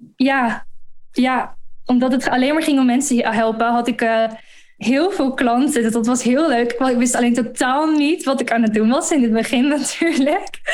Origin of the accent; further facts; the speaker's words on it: Gorssel, Gelderland, Netherlands; moved away as an adult; also born or lived in London, United Kingdom; now in Dubai, United Arab Emirates; Ik kom uit een dorpje in het oosten van Nederland. Gorsel heet dat